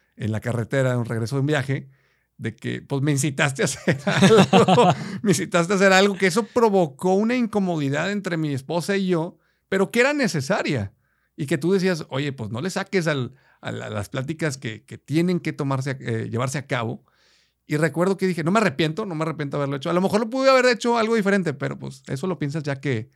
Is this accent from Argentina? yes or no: no; Mexico